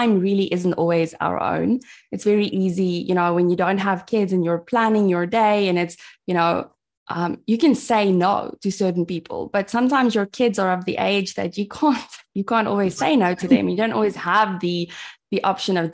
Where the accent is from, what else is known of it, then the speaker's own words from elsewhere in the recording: South Africa; I'm from South Africa. I live in a tiny town called Mossel Bay, which is very close to Cape Town.